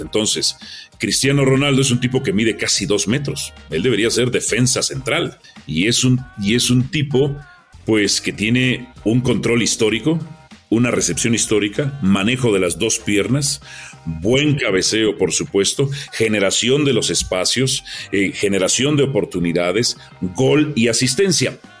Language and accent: Spanish; Mexico; Nosotros somos extraordinarios los mexicanos para ofender